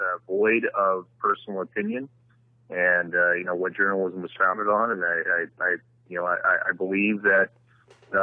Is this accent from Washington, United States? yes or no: yes; University Place, Washington, United States; now in Seattle, United States; growing up in University Place